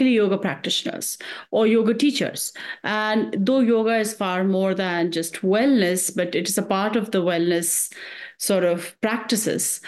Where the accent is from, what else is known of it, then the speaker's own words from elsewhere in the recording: India; moved away; I grew up in India